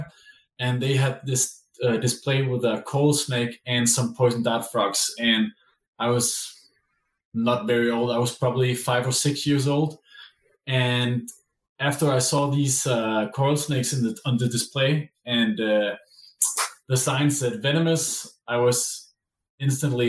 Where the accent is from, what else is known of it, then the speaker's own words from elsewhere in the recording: Denmark; I am from Denmark.